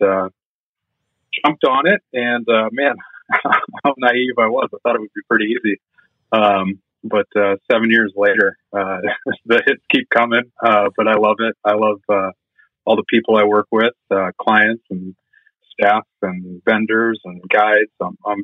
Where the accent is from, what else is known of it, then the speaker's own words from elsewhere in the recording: Anderson, California, United States; moved away as an adult; also born or lived in Manchester, Vermont; now in San Francisco, United States; I grew up in Anderson, California